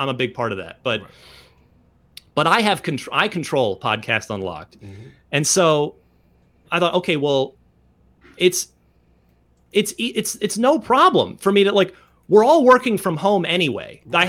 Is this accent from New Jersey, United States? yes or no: yes; Vernon, New Jersey, United States; I'm originally from Vernon, New Jersey, which is especially in the 80s.